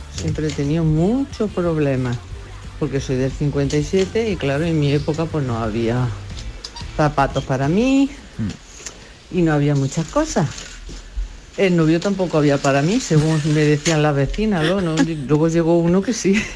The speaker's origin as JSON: {"language": "Spanish", "town": "Baeza", "region": "Andalusia", "country": "Spain", "said": "soy de aquí de Baeza, Jaén"}